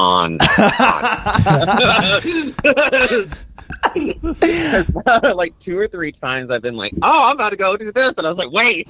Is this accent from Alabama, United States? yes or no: yes; Birmingham, Alabama, United States; I am from Birmingham, Alabama